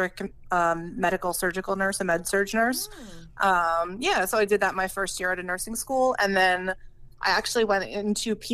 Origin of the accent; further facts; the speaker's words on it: New York, United States; I'm from New York, about an hour and a half north of the city